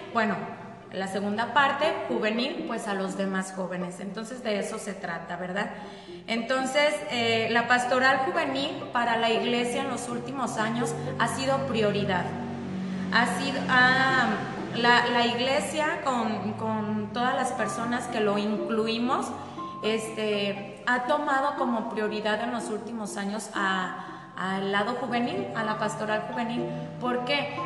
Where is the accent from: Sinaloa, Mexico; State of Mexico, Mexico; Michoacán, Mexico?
Michoacán, Mexico; Jiquilpan; aquí de Jiquilpan también